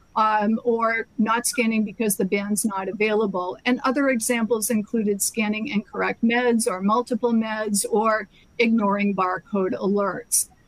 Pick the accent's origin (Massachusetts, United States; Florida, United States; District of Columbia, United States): Massachusetts, United States; my home state of Massachusetts